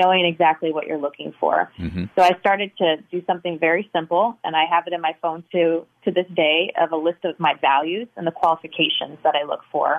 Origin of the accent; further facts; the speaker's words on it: California, United States; now in St. Louis, United States; So I grew up mostly in California, but I've lived in multiple cities, both East Coast and West, and now, as you mentioned, St. Louis.